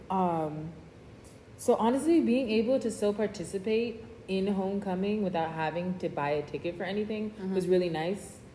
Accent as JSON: {"language": "English", "area": "Broward County", "region": "Florida", "country": "United States", "said": "I am a fourth year. I am going into the pharmaceutical program and I am from Broward County, Florida."}